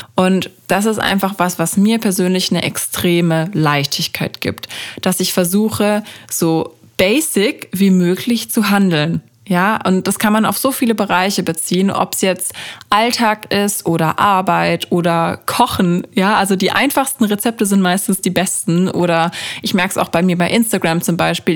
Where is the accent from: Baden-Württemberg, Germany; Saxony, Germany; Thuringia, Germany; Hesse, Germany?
Baden-Württemberg, Germany; Freiburg; moved away; bei uns in Freiburg